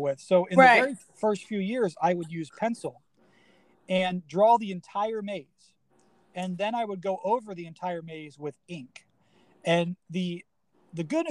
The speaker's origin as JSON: {"language": "English", "town": "Cincinnati", "region": "Ohio", "country": "United States", "tie": "born or raised there", "moved": "yes", "lives_now": "Chicago, United States", "said": "I grew up in Cincinnati, so it was kind of like in a trip, you know, attributing back to where I came from. I live in Chicago now"}